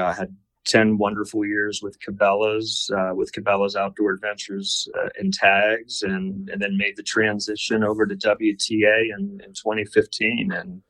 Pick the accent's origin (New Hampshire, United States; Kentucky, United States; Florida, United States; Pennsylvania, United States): Pennsylvania, United States; Western; moved away as an adult; also born or lived in Sidney, Nebraska; growing up in Western PA and just, you know, into the hunting and fishing